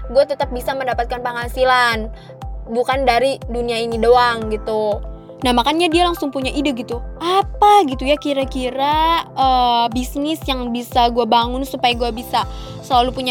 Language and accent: Indonesian; Indonesia; Gue orang Indo aja susah woi, lu udah dapetin orang India.